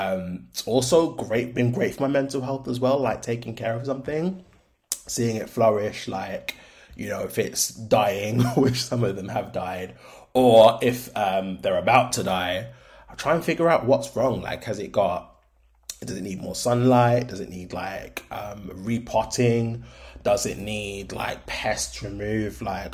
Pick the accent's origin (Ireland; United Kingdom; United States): United Kingdom; London; born there; now in Birmingham, United Kingdom; I am 30 years old. I live in Birmingham at the moment. I was born in London. I'm of Black Caribbean descent